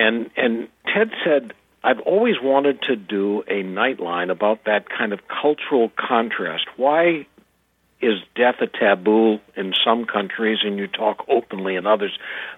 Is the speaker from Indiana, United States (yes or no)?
no; Boston, Massachusetts, United States; moved away; My hometown paper was the Boston Globe. I grew up in the Boston area.